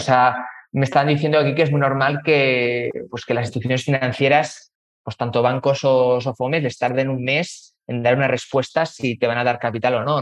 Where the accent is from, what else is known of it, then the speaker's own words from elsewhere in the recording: Spain; moved away as an adult; also born or lived in London / Chile; now in Mexico; Pues de dónde vengo, pues yo soy español, eh, tengo 36 años, que llevo pues o sea, 36 años español, pero llevo ya más de 15 años viviendo fuera de España